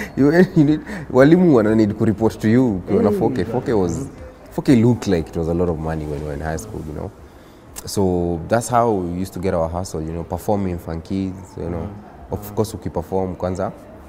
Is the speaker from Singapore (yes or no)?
no; Nairobi, Kenya; Where I'm from, I grew up in a place called Riruta Satellite.